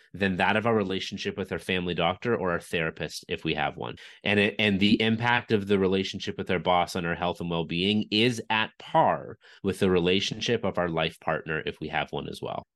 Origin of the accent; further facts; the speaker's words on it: Canada; I'm from Canada